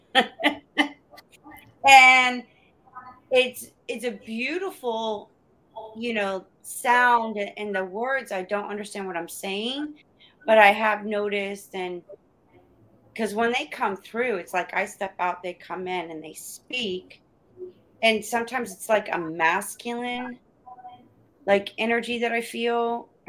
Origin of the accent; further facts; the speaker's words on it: United States; I'm American. I'm from America